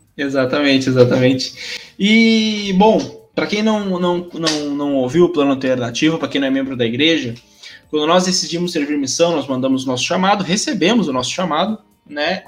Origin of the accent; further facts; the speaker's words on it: Rio Grande do Sul, Brazil; sou do Rio Grande do Sul